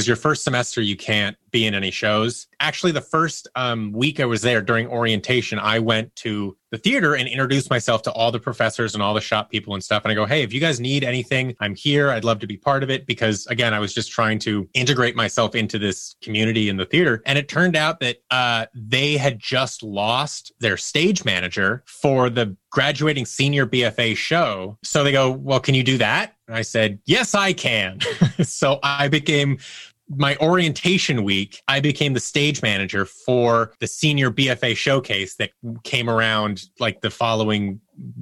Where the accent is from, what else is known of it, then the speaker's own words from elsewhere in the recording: Seattle, Washington, United States; moved away; I'm from Seattle, Washington. I grew up there over by the University of Washington